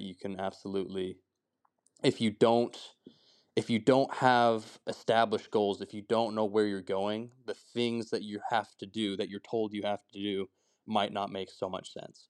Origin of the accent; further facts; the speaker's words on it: Heber City, Utah, United States; I'm from Heber City. I grew up there pretty much my whole life.